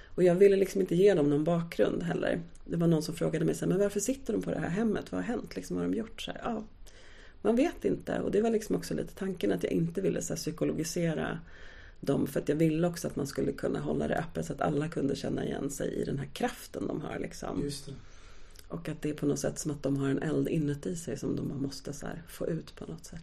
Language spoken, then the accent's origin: Swedish; Stockholm, Stockholm County, Sweden; min uppväxt i Akalla